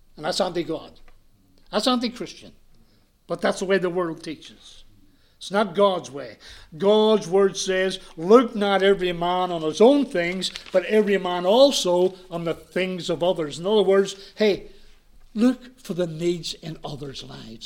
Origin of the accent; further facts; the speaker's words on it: Belfast, Northern Ireland, United Kingdom; moved away; I was brought up in Ireland. I was brought up in Belfast.